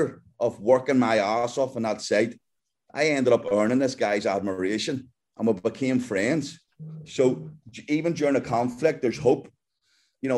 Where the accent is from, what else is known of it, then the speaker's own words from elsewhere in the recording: Belfast, Northern Ireland, United Kingdom; I'm just a kid from Belfast in Northern Ireland. And we grew up, you know, me and my brother and sister in a house full